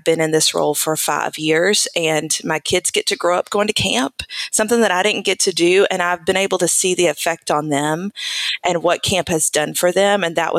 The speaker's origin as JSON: {"language": "English", "town": "Nashville", "region": "Tennessee", "country": "United States", "tie": "born or raised there", "moved": "as an adult", "lives_now": "Georgia, United States", "said": "Yes, I live in Georgia now. I'm from Nashville, Tennessee. So I was born and raised in Nashville"}